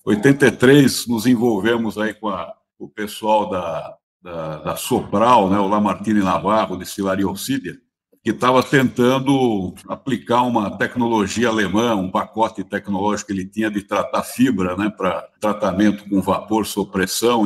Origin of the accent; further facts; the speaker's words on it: São Paulo, Brazil; eu sou paulistano, né? Nascido na Bela Vista, vida e criado